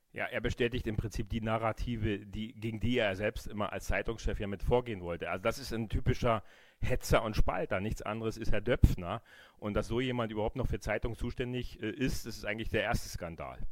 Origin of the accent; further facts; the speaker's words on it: GDR, East Germany, Germany; Ich habe eine wunderbare Kindheit in der DDR, DDR gehabt